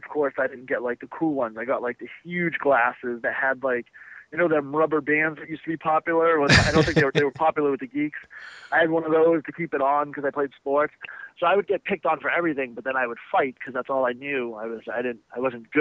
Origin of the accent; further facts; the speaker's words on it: Boston, Massachusetts, United States; I grew up in Boston